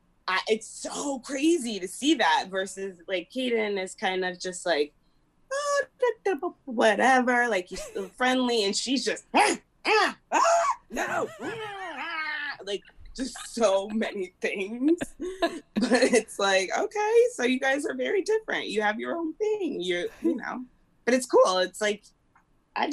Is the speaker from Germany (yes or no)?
no; Springfield, Midwest, United States; moved away; growing up in Springfield, I just felt bigger than Springfield.